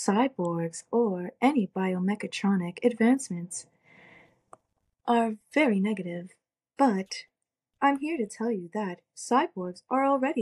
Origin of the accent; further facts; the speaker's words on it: Toronto, Ontario, Canada; I'm from Toronto, Ontario.